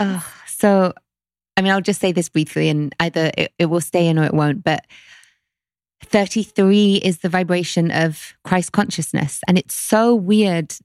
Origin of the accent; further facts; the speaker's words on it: London, United Kingdom; growing up in London